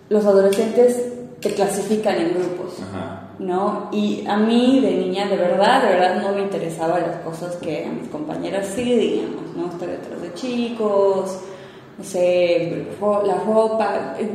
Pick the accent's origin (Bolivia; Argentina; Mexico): Bolivia; Cochabamba; born there; also born or lived in Moscow; se vinieron acá, nací yo en Cocha y de ahí volvieron, como que no les gustó la vida en, Bolivia, volvieron a Moscú.